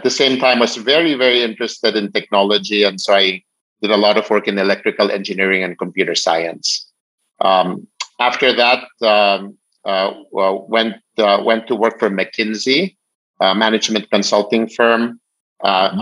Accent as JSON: {"language": "English", "country": "Philippines", "tie": "born or raised there", "said": "I was born in the Philippines"}